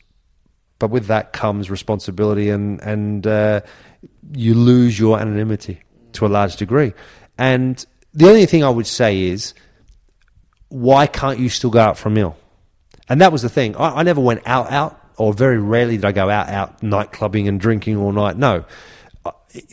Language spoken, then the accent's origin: English; Australia; moved away as an adult; also born or lived in Middlesbrough; growing up in Australia